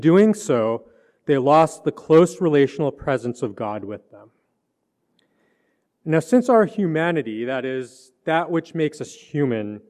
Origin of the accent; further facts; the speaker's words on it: Canada; I grew up in Canada, and so even though like I'm a city boy, I grew up in a city